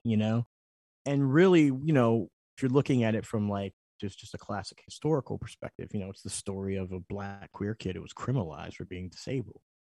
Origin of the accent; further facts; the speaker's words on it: Philadelphia, Pennsylvania, United States; I'm from Philly